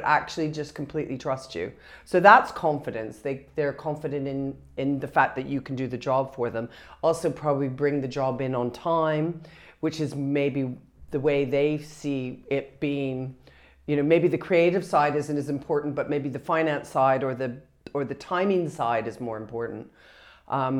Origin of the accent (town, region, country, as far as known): Canada